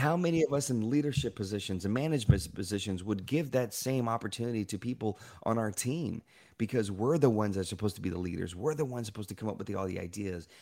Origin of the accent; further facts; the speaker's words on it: Shreveport, Louisiana, United States; I was born in Shreveport, Louisiana